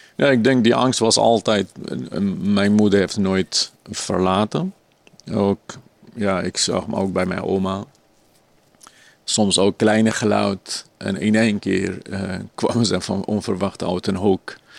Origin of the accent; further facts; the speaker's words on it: Kurdistan Region, Iraq; Dutch is a second language; also born or lived in Turkey; now in Netherlands; vooral in het noorden van Irak en Koerdistan heb ik gewoond.